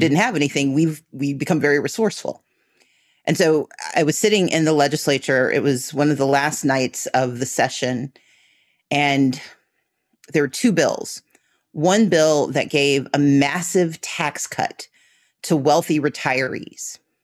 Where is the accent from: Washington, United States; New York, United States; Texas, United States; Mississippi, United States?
Mississippi, United States; now in Georgia, United States; I grew up in Mississippi